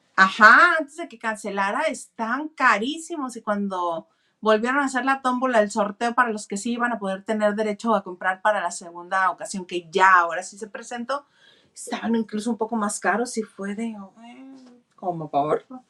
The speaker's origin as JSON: {"language": "Spanish", "region": "northern Mexico", "country": "Mexico", "accent": "norteño", "lives_now": "Mexicali, Mexico", "said": "poco a poco voy reconociendo mi acento norteño."}